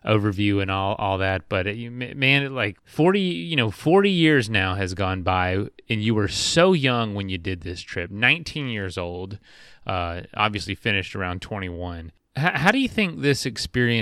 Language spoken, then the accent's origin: English; Florida, United States; I grew up in Florida